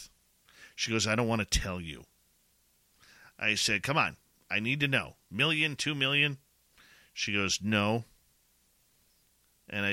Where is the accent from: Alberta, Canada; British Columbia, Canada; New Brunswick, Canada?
British Columbia, Canada; Abbotsford; I'm born and raised in Abbotsford